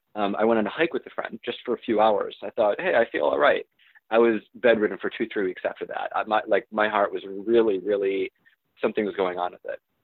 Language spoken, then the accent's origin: English; Michigan, United States; moved away; my, my hometown in, in Michigan